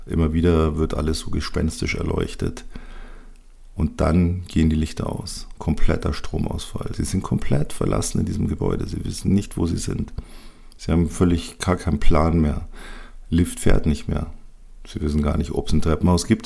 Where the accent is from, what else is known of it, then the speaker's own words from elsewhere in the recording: Bavaria, Germany; hier bei uns in Bayern